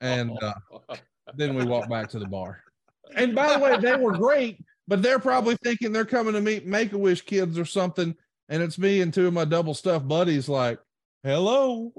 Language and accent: English; Prattville, Alabama, United States; now in Huntsville, United States; I grew up in Prattville, Alabama